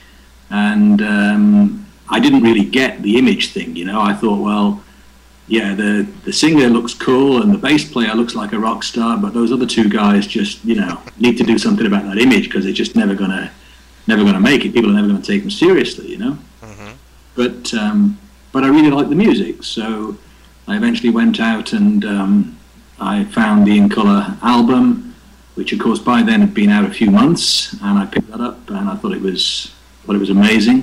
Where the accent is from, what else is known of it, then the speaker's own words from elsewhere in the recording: Liverpool, North West England, United Kingdom; moved away as an adult; also born or lived in Germany; now in Scotland, United Kingdom; I was born in Liverpool in 1957.